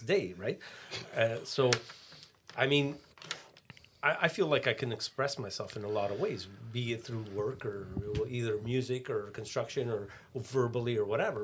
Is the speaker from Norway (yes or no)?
no; Canada; we grew up in Canada